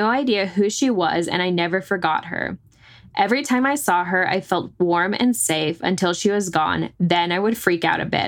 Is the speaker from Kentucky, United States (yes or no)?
no; North Texas, United States; growing up in North Texas